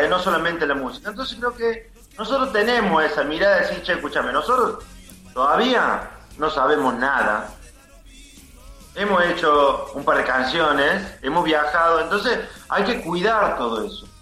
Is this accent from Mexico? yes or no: no; Córdoba, Argentina; Nosotros somos de Villa Libertador